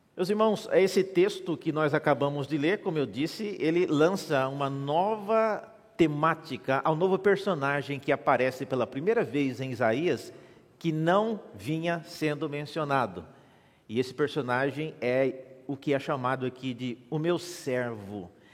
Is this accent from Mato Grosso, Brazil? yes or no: yes; Mato Grosso, Brazil; now in São Paulo, Brazil; eu nasci na igreja evangélica presbiteriana em Mato Grosso